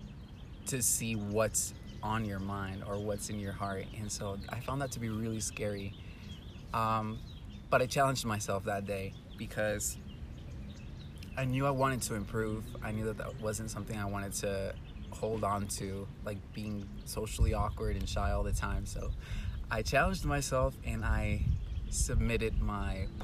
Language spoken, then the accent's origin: English; Houston, Texas, United States; moved away as an adult; now in Guadalajara, Mexico; I was raised in Houston, Texas